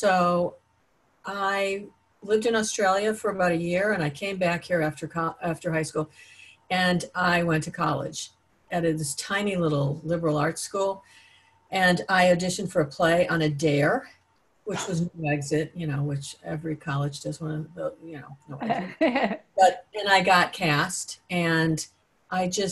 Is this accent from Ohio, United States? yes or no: yes; Ohio, United States; moved away as an adult; also born or lived in Los Angeles, United States; I grew up in Ohio and I came back a couple years ago